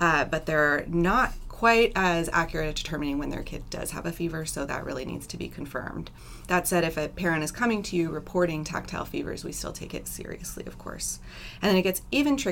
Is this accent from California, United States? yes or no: yes; Vallejo, California, United States; I grew up in Northern California, actually in Vallejo, which is not too far from here.